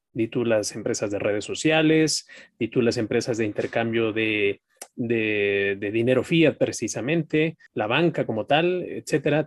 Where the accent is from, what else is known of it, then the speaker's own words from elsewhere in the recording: Ecuador; En mi país, en Ecuador